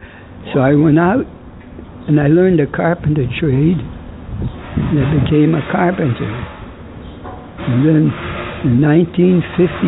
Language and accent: English; New Britain, Connecticut, United States; born or raised there